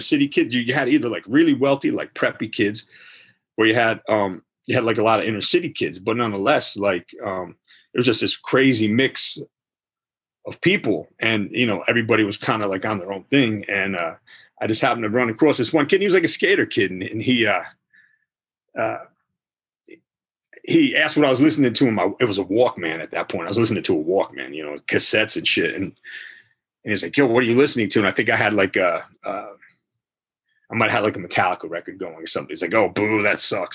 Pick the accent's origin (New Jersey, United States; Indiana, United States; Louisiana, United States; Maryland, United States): New Jersey, United States; Montclair; also born or lived in Verona, New Jersey / Belleville, New Jersey / Caldwell, New Jersey; born in Montclair, New Jersey, and I lived all around that area. That's Essex County area, New Jersey. I grew up in that area, Verona, Belleville, Caldwell